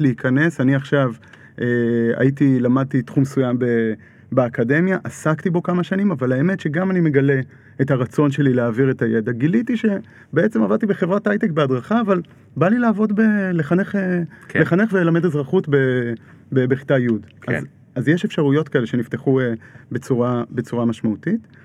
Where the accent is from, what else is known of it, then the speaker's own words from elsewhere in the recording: Kfar Adumim, Judea and Samaria, Israel; אני עוד גדלתי בכפר דומים, יישוב מעורב, חילונים דתיים